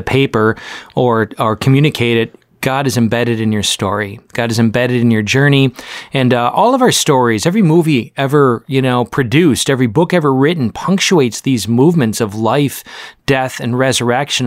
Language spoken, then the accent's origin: English; Oshkosh, Wisconsin, United States; I grew up in Oshkosh